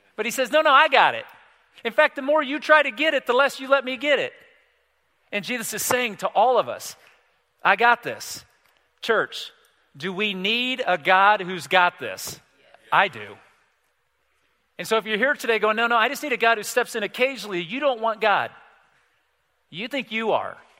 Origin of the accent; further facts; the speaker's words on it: United States; I'm an American male